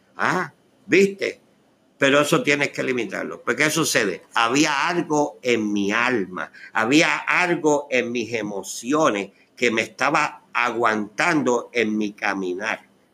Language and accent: Spanish; Puerto Rico; moved away as an adult; yo tuve Ah, la oportunidad de casarme en Puerto Rico para aquella época, en el 1976. Y me ingresé en el ejército. Salí de Puerto Rico con una herida